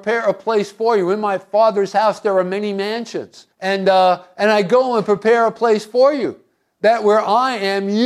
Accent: Hoboken, New Jersey, United States; I was born in Hoboken

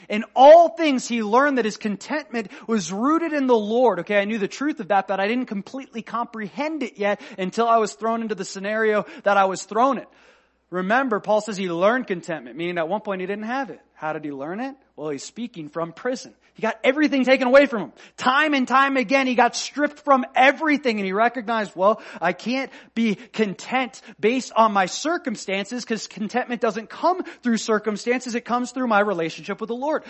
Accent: United States; I love being American. I'm a proud American boy

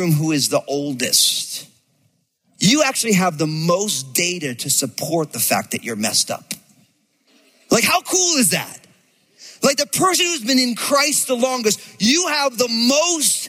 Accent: New Jersey, United States; I grew up in New Jersey.

